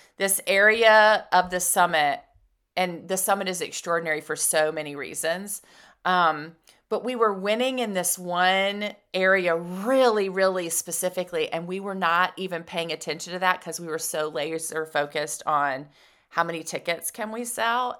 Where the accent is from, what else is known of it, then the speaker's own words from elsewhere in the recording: Atlanta, Georgia, United States; moved away as an adult; now in Nashville, United States; I grew up in Atlanta